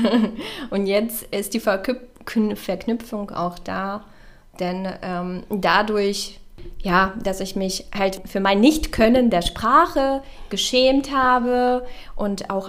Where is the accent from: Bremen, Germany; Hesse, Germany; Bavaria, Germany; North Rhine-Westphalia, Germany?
North Rhine-Westphalia, Germany; Castrop-Rauxel; ja, ich komme aus Kastrop.